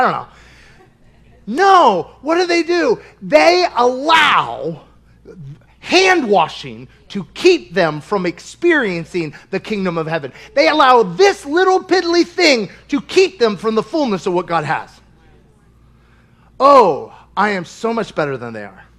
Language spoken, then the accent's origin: English; Kentucky, United States; I'm from Kentucky